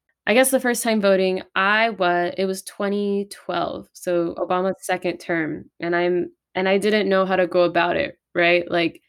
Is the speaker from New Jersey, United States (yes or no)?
no; California, United States; moved away as an adult; also born or lived in San Jose; my parents lived like an hour and a half away and that's where I was registered in my hometown, but I was living in San Jose